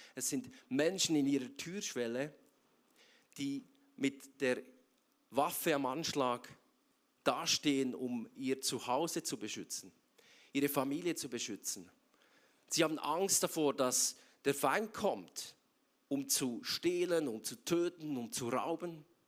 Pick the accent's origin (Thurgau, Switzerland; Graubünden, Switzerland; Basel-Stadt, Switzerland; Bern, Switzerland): Bern, Switzerland; moved away as an adult; now in Zurich, Switzerland; Ich bin ursprünglich aus Bern und äh, schon länger jetzt in Zürich, seit sieben Jahren